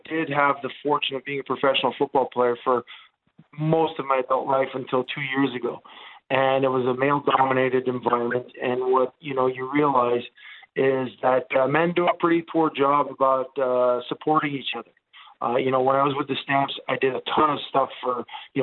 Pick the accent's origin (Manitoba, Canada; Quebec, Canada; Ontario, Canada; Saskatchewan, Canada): Quebec, Canada; Montreal; first language Italian; English is a second language; So I grew up in an Italian neighborhood in Montreal